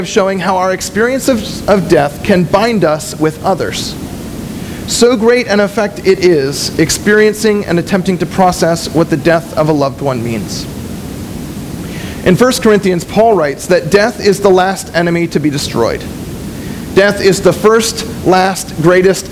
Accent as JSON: {"language": "English", "town": "West Springfield", "region": "Massachusetts", "country": "United States", "tie": "born or raised there", "also_born_or_lived": "San Antonio, Texas", "said": "my mom and my siblings and I moved from San Antonio, Texas, back to West Springfield, and we moved in for a little while with my grandparents"}